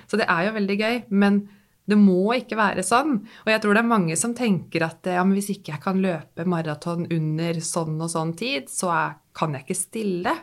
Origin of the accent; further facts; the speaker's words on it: Nesbyen, Buskerud, Norway; now in Drøbak, Norway; hjemme i Hallingdal, hvor jeg vokste opp, på Nesbyen i Hallingdal